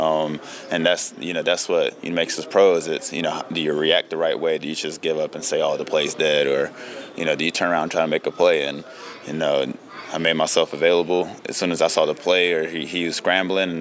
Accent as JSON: {"language": "English", "region": "South Carolina", "country": "United States", "tie": "born or raised there", "said": "growing up in South Carolina"}